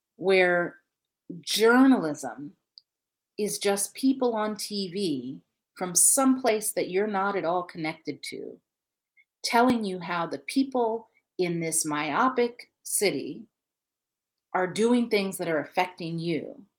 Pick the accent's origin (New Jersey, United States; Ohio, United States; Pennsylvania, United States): Ohio, United States; now in Michigan, United States; I'm, I'm based in Michigan, and I'm from Ohio.